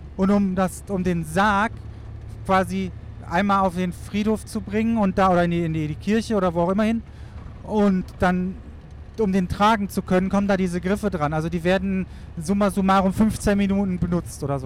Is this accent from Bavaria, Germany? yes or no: no; Wuppertal, North Rhine-Westphalia, Germany; born or raised there